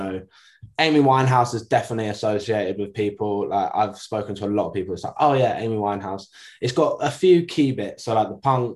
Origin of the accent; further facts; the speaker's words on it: London, United Kingdom; my hometown